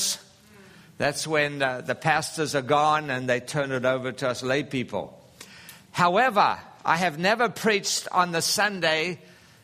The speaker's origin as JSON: {"language": "English", "town": "Durban", "region": "KwaZulu-Natal", "country": "South Africa", "tie": "born or raised there", "moved": "yes", "said": "the Valley of 1,000 Hills, which is just north of Durban in South Africa where I grew up"}